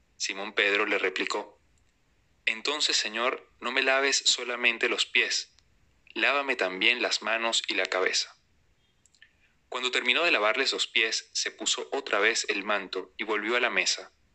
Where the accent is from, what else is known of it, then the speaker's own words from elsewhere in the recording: Venezuela; en mi país, Venezuela